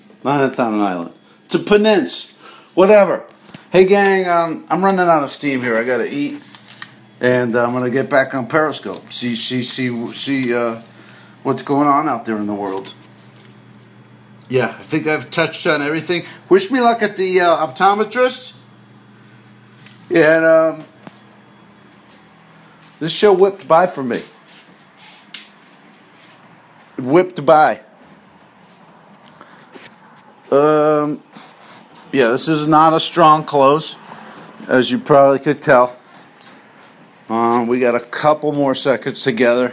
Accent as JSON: {"language": "English", "region": "New Jersey", "country": "United States", "tie": "born or raised there", "said": "my hometown. In New Jersey"}